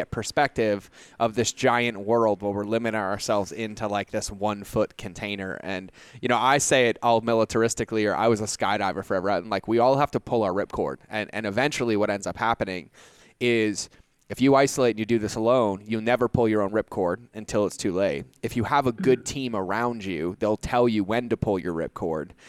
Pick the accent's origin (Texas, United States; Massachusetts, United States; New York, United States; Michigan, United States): Massachusetts, United States; Boston; moved away as an adult; I grew up in Boston, right? So like, I can go hoopak the cod, like it's all there. But when I joined the military, I left Boston and went to South Carolina.